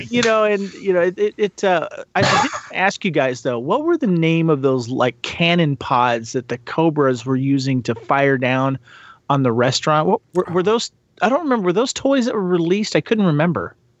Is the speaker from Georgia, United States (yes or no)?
no; Santa Barbara, California, United States; I grew up in Santa Barbara, California